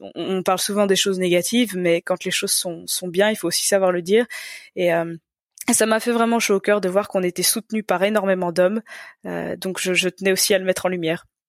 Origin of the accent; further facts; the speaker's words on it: Belgium; je suis belge